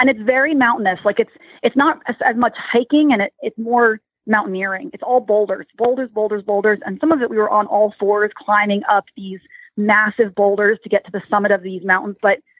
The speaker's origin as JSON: {"language": "English", "area": "Lancaster County", "region": "Pennsylvania", "country": "United States", "tie": "born or raised there", "said": "My family was from the Midwest predominantly, so I don't have much of a Dutchy accent, but every once in a while something comes out and shows I'm from Lancaster County."}